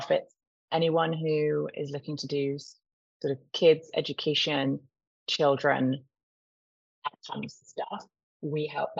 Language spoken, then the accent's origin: English; Cornwall, South West England, United Kingdom; also born or lived in Texas; I'm from Cornwall, where you just don't make a living if you don't work in hospitality